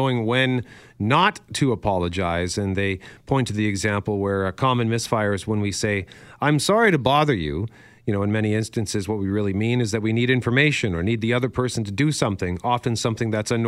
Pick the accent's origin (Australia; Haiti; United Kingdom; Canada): Canada; being Canadian